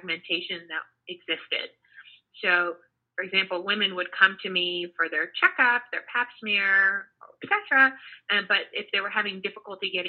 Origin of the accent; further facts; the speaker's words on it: Houston, Texas, United States; moved away as an adult; now in New York, United States; I grew up in Houston, Texas